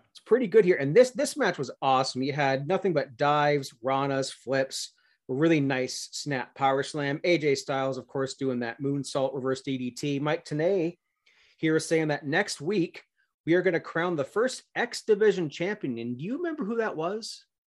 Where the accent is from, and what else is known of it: Canada